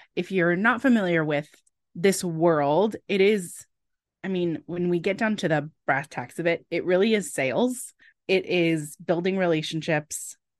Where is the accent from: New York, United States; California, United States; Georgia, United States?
California, United States; I grew up in California